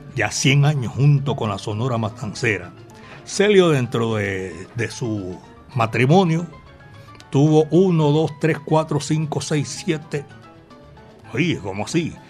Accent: Colombia; aquí, en la capital de la montaña, Medellín, belleza de mi país.

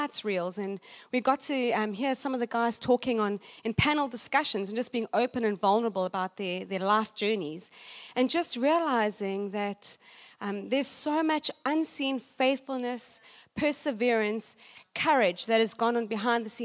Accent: Johannesburg, Gauteng, South Africa; I'm from South Africa, Johannesburg

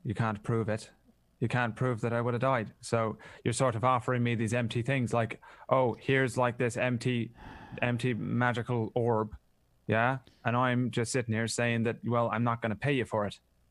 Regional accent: Ireland; I'm always fine. I'm Irish.

